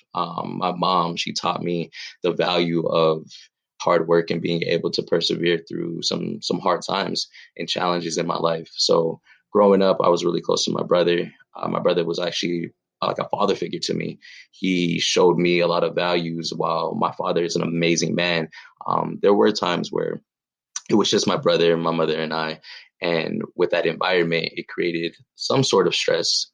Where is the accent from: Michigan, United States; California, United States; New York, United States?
California, United States; Pomona; I'm from Pomona, California, uh, Southern California raised